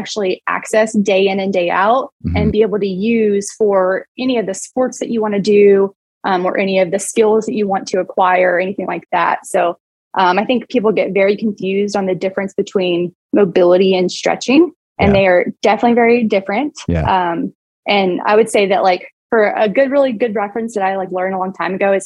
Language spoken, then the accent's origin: English; United States; also born or lived in Arkansas / Oklahoma; We lived in like Arkansas growing up in Oklahoma